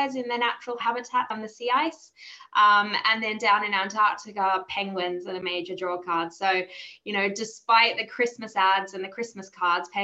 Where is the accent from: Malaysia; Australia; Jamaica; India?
Australia; moved away as an adult; now in London, United Kingdom; I'm not from the UK. You might hear from my accent. I am Australian